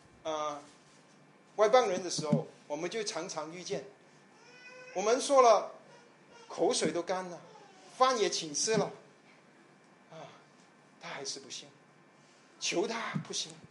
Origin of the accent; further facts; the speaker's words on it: China; 所以我们中国人说啊，你没有良心啊？